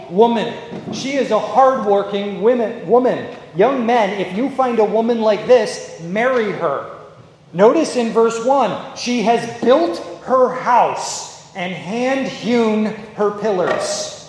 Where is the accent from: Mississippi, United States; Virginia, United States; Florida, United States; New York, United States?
New York, United States; I grew up in New York, I talk very fast